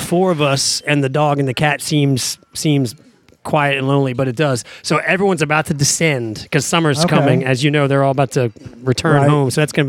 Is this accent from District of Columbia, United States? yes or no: yes; Washington, District of Columbia, United States; moved away as an adult; now in New Orleans, United States; I grew up in Washington, D.C.